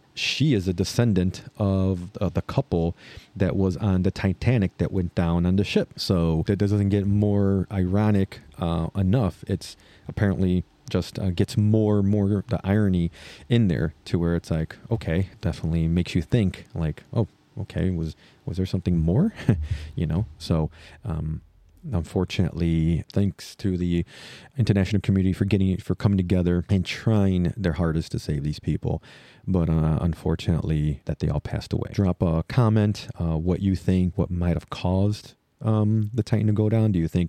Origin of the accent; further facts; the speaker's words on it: Chicago, Illinois, United States; I'm a Chicagoan, so I'm very interested about Chicago.